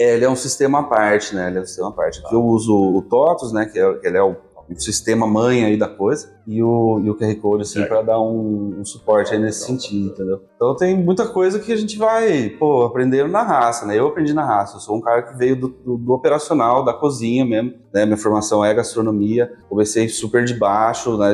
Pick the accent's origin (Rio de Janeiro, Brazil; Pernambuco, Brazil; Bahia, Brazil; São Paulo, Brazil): São Paulo, Brazil; Piracicaba; Eu sou de Piracicaba, sim, nascido